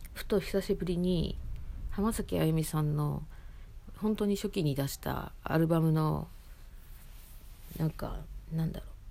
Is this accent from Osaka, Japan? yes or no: yes; Osaka, Japan; moved away as an adult; now in Tokyo, Japan; その実家がその住んでたところが大阪市内だったっていうこともあり